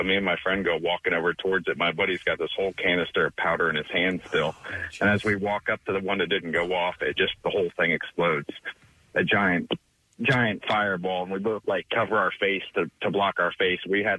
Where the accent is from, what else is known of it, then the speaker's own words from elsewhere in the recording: Midwest, United States; So I was probably about 11 years old, and I grew up in the Midwest. Things were a little different. I'm probably about 40 now.